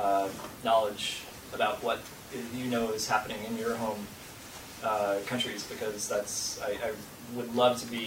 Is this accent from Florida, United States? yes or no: no; Boston, Massachusetts, United States; also born or lived in San Francisco; now in New York, United States; I grew up in Boston.